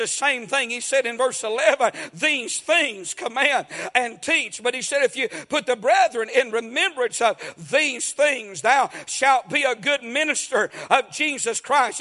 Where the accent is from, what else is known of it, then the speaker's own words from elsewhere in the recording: United States; I'm from Murray County